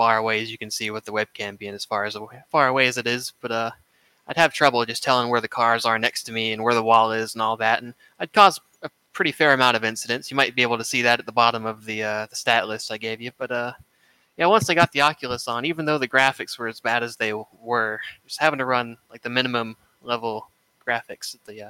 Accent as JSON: {"language": "English", "town": "Hollywood", "region": "South Carolina", "country": "United States", "tie": "born or raised there", "also_born_or_lived": "Columbus, Ohio", "said": "we moved here when I was 5, and we've been here ever since."}